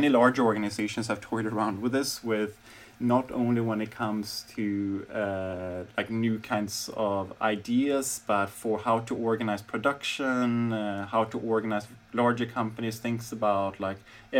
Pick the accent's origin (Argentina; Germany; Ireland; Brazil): Germany; Berlin; So, I mean, now in my hometown, Berlin, I think many companies are toying around with not only skunk works, but different kinds of accelerators.